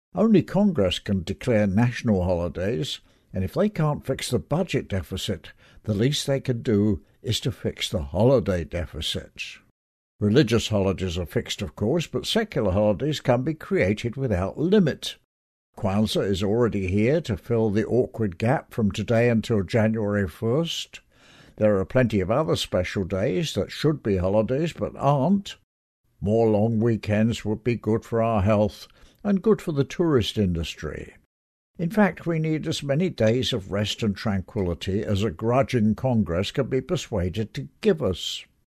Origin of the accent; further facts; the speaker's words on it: England, United Kingdom; moved away; when I was growing up in England